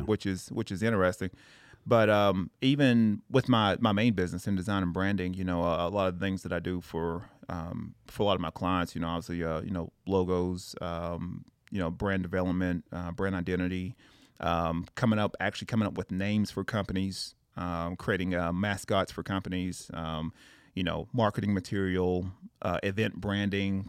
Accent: Tennessee, United States; moved away as an adult; I'm originally from Tennessee.

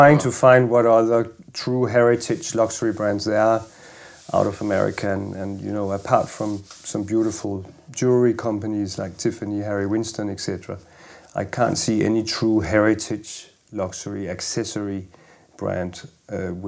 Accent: Denmark; moved away as an adult; also born or lived in Paris; I grew up in Denmark

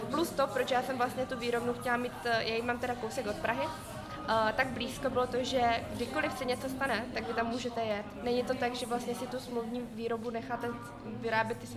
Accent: Vietnam; Czech is a second language; now in Czech Republic; pocházím z Větnamu a já zase jsem vycházela z toho, že v tom Větnamu já se tam domluvím svým jazykem, znám to prostředí

